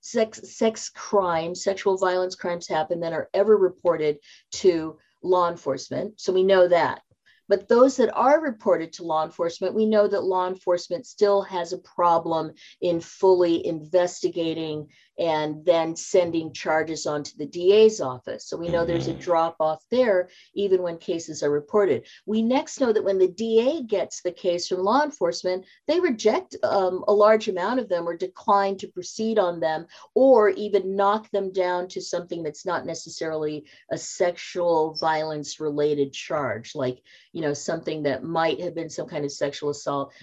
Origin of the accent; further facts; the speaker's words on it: Seattle, Washington, United States; moved away as an adult; also born or lived in Silicon Valley, California; I moved back to my hometown of Seattle